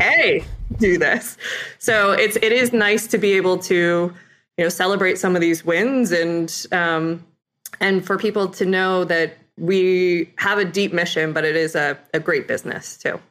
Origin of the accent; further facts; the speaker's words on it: Ithaca, New York, United States; I, uh, grew up in Ithaca, New York area